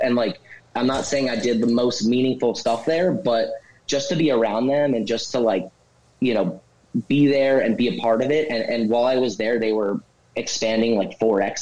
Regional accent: northern New Jersey, United States; I grew up in northern New Jersey, uh, slightly more north than where the brewery is

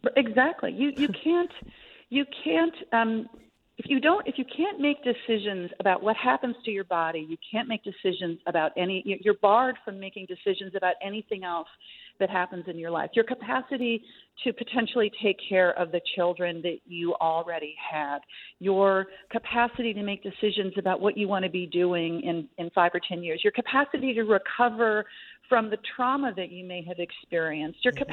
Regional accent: Minnesota, United States; my home state of Minnesota

